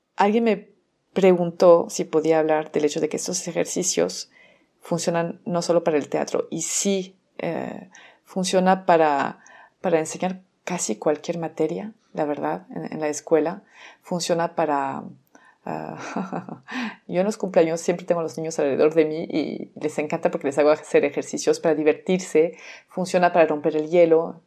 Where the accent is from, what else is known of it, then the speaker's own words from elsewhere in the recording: France; Spanish is a second language; moved away as an adult; now in Mexico; soy francesa, tengo 17 años viviendo en México, por eso seguramente escuchan un acento